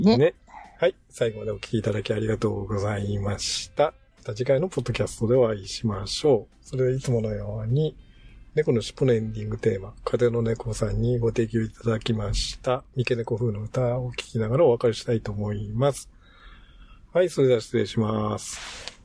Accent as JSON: {"language": "Japanese", "region": "Shimane", "country": "Japan", "tie": "born or raised there", "moved": "yes", "said": "うちの田舎だと、あの、島根"}